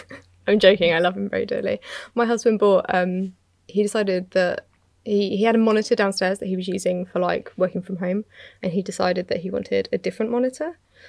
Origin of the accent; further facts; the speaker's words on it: United Kingdom; I'm British.